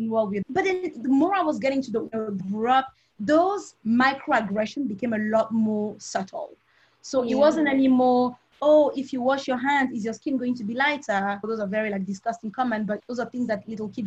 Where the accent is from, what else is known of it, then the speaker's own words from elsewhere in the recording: Cameroon; moved away; also born or lived in Europe / United States; So I've mentioned I'm from Cameroon. If you didn't get that right, I'm a very proud Cameroonian